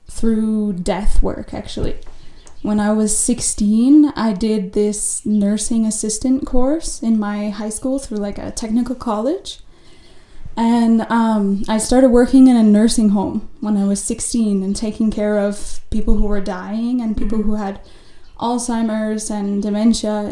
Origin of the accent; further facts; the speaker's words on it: United States; Um, I'm from the United States, I should have mentioned, I guess.